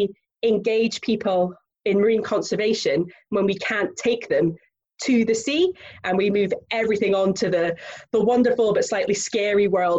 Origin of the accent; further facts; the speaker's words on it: Findhorn, Scotland, United Kingdom; I grew up on the Murray coast, so having Fintorn Beach literally on my doorstep